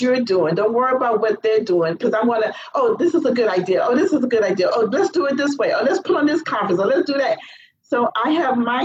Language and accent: English; Cleveland, Ohio, United States; now in Florida, United States; I'm from Cleveland, Ohio